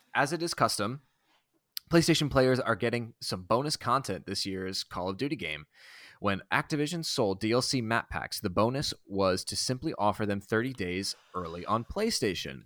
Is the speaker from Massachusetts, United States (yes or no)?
yes; Boston, Massachusetts, United States; I'm from Boston